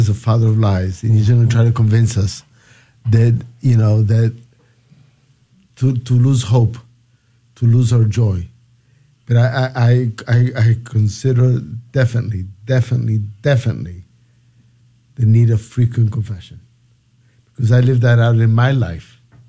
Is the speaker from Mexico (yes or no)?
no; Lima, Peru; also born or lived in United States; I'm from Peru, from Lima, Peru. I'm, even though I lived many years in the United States because of my father's job